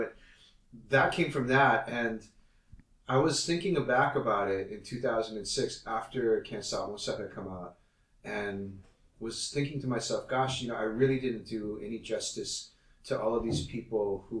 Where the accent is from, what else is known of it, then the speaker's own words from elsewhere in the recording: Hawaii, United States; because I come from Hawaii. So I'd grown up in a majority minority, quote unquote, you know, state